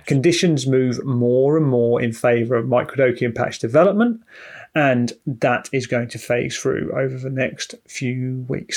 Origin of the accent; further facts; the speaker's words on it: United Kingdom; We're British